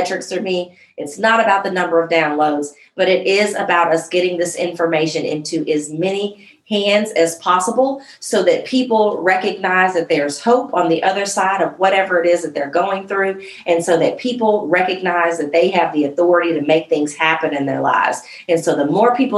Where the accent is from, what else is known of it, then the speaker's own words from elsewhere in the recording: Jacksonville, Illinois, United States; I was born in Jacksonville, Illinois